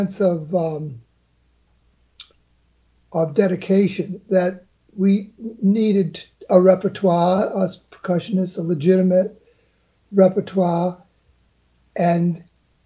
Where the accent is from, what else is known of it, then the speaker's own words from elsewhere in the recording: Utica, New York, United States; I'm from Utica, New York, and started studying drums in the fourth grade